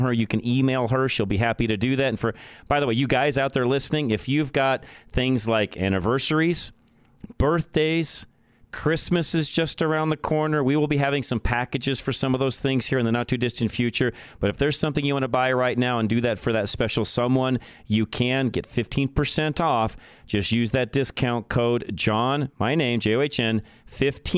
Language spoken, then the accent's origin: English; Boulder, Colorado, United States; moved away; I grew up in Boulder, Colorado